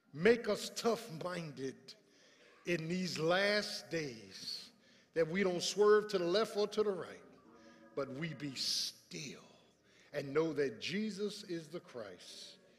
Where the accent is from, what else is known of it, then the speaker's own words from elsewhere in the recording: Philadelphia, Pennsylvania, United States; moved away as an adult; I grew up in South Philly with tar and pavement.